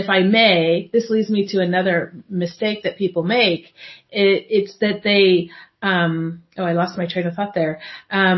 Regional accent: United States; now in Europe; Being an American living in Europe

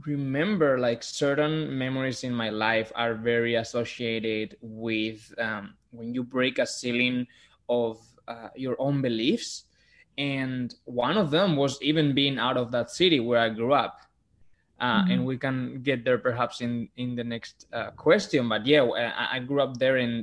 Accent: Gijón, Asturias, Spain; English is a second language; moved away as an adult; now in New York City, United States; I grew up in Gijón, which is a city in the north of Spain where everything is green and it rains a lot.

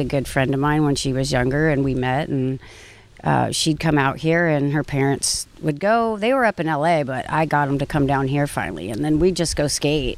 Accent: Orange County, California, United States; I grew up in Orange County

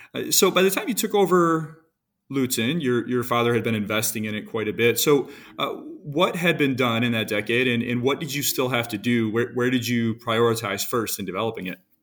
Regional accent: Michigan, United States; I grew up in Michigan

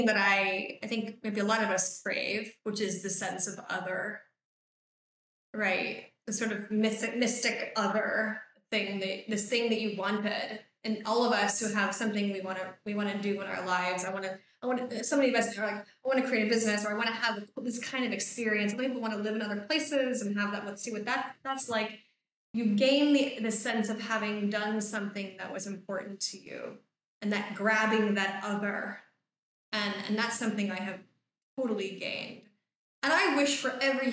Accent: United States; moved away; I grew up in the States

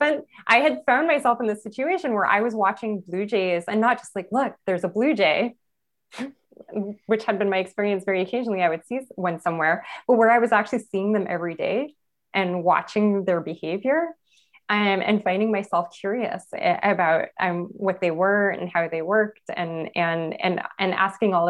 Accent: Los Angeles, California, United States; I was born in East Los Angeles, El Sereno

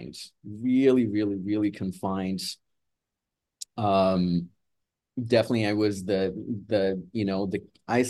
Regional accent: Brazil; moved away as an adult; also born or lived in Edmonton, Canada; now in Toronto, Canada; I am Brazilian Canadian. At the time in my teens, I was actually in Brazil. And I moved to Canada, actually, in my early 20s.

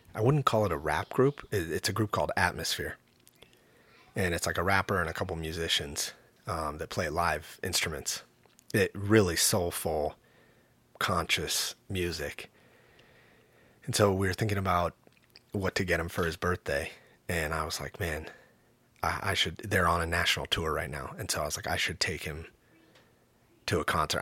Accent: the Northwest, Pacific Northwest, United States; growing up in the Northwest in the nineties, eighties and nineties

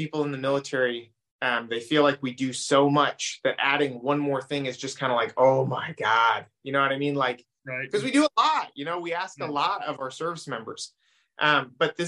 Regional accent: Oregon, United States; moved away; I grew up in Oregon.

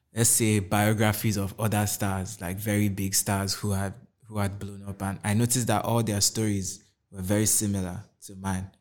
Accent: Kaduna State, Nigeria; moved away as an adult; also born or lived in Anambra / Lagos; I grew up in Kaduna State my whole life

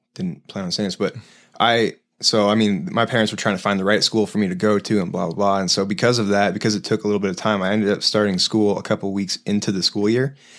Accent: Denver, Colorado, United States; also born or lived in Highlands Ranch; I was born here, in Denver

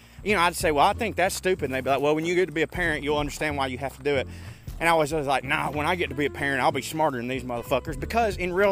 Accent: Chickamauga, Georgia, United States; my hometown of Chickamauga, Georgia

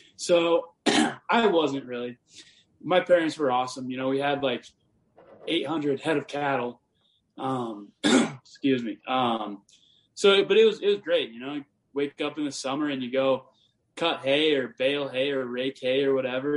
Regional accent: Montana, United States; I'm from small town Montana, and uh, you know I grew up on like a cattle ranch

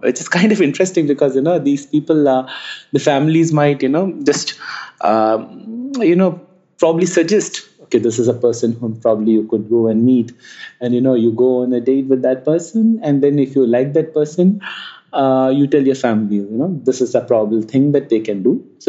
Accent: India; I am from India.

